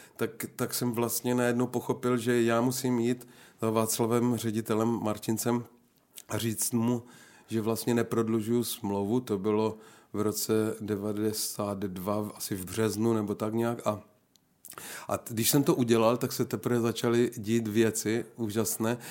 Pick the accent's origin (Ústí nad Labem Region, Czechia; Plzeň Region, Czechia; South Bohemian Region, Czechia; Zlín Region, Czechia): Zlín Region, Czechia; Napajedla; moved away as an adult; also born or lived in Rožnov pod Radhoštěm / Wallachia; now in České Budějovice, Czech Republic; jsem se narodil v Napajedlích, to je mezi Uherským ano. a Zlínem. Tak tam jsem vyrůstal do 15 let